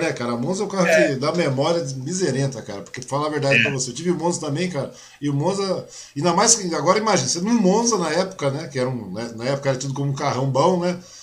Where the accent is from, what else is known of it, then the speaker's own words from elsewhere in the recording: Mogi das Cruzes, São Paulo, Brazil; eu nasci em Mogi também, né? Eu sou de Mogi, eu sou natural de Mogi das Cruzes